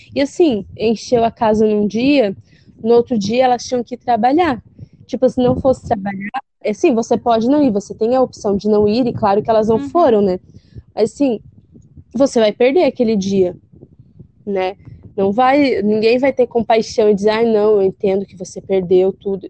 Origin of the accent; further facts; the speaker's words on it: South Region, Brazil; a gente aqui do sul é uma terra linda, uma terra com um sotaque bonito